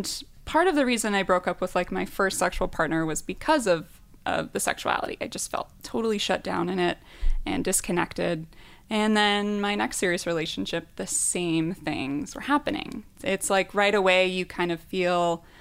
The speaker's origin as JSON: {"language": "English", "region": "Midwest", "country": "United States", "tie": "born or raised there", "said": "I grew up in the Midwest in a religious kind of background"}